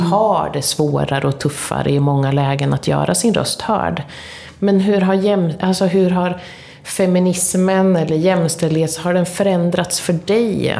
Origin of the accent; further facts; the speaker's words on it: Linköping, Östergötland, Sweden; vi är ju från Linköping båda två